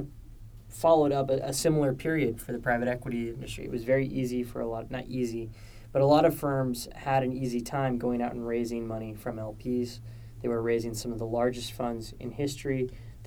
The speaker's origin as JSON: {"language": "English", "region": "California", "country": "United States", "moved": "yes", "lives_now": "New York, United States", "said": "As a Californian, it's been just so nice to step outside and feel like I'm back in the Bay Area"}